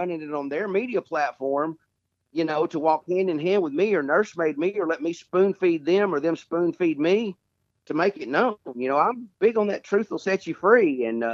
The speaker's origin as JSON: {"language": "English", "town": "Chattanooga", "region": "Tennessee", "country": "United States", "tie": "born or raised there", "said": "I was born and reared in Chattanooga, Tennessee"}